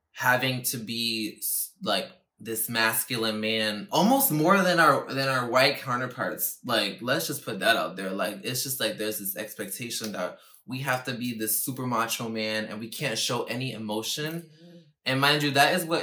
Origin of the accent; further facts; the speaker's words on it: New York City, New York, United States; I'm from the Bronx, yes, thank God, and I'm I'm from New York City, thank God, but the way that I was raised as the only child from two parents that, came here. They were born in Puerto Rico and they came here. And I was born here in New York